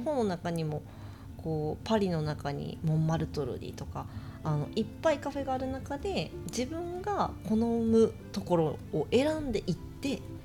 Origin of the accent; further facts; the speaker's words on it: Osaka, Japan; moved away as an adult; also born or lived in New York, United States; now in Tokyo, Japan; 私大阪出身で大阪の実家からいっぺんニューヨークに